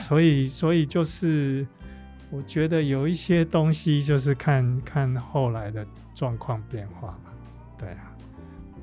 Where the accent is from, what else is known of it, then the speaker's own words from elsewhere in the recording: Taiwan; 我们台湾人